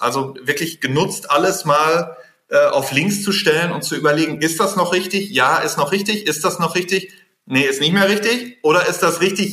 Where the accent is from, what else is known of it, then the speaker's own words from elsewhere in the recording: North Rhine-Westphalia, Germany; ich bin Westfale